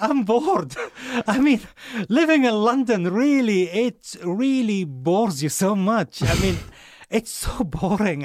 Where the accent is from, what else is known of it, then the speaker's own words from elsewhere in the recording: Saudi Arabia; moved away; I come from Saudi